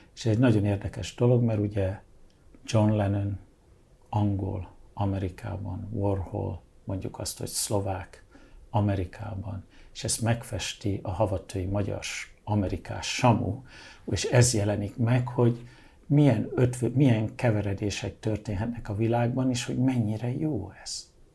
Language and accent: Hungarian; Hungary; moved away as an adult; also born or lived in London, United Kingdom / Budapest / Balaton / New York, United States; én Angliában születtem, Magyarországra, mint egy kis angol migráns érkezem, annak ellenére, hogy magyar vagyok, ugye, de én Angliában születtem, úgyhogy angol is. Innen 15 év után diszidálok